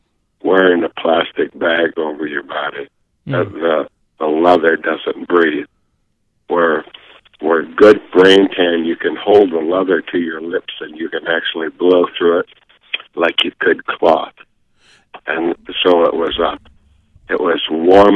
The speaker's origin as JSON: {"language": "English", "region": "Midwest", "country": "United States", "tie": "born or raised there", "moved": "yes", "lives_now": "Montana, United States", "said": "I grew up in the Midwest"}